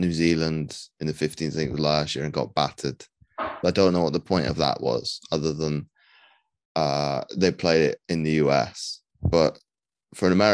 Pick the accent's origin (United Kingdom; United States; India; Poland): United Kingdom; you and I being British